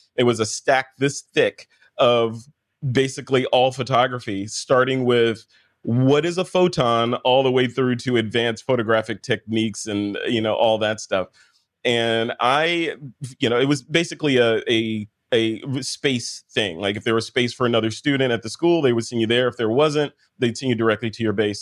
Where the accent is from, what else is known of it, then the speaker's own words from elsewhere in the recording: United States; accent: American; this boring American accent that I have